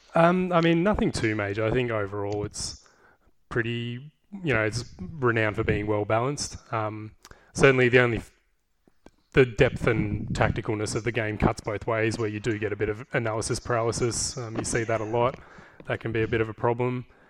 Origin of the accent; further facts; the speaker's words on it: Geelong, Victoria, Australia; I grew up in Geelong. I've been here most of my life.